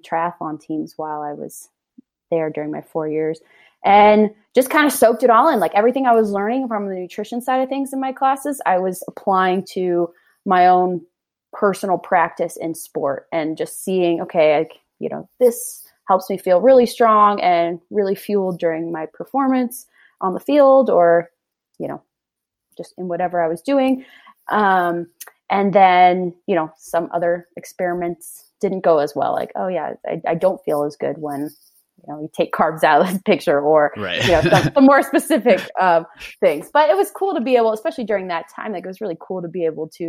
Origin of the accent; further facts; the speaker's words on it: Charlottesville, Virginia, United States; moved away as an adult; now in Salt Lake City, United States; I'm from Charlottesville, Virginia. I grew up my entire life in Virginia on a horse farm